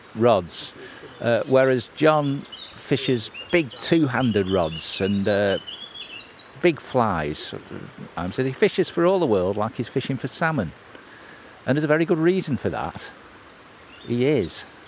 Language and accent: English; New Mills, East Midlands, United Kingdom; my hometown of New Mills